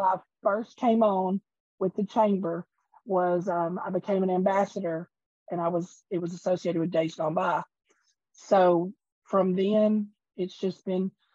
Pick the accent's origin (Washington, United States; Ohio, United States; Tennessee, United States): Tennessee, United States; Portland; Yeah, born born and bred in Portland